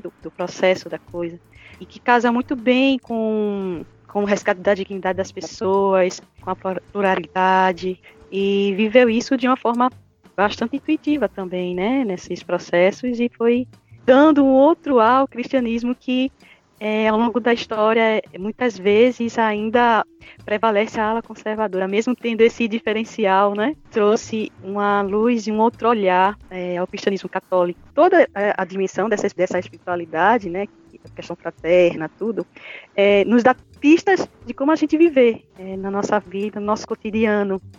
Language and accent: Portuguese; Ipojuca, Pernambuco, Brazil; sou pernambucana, nordestina, da cidade de Ipojuca, Pernambuco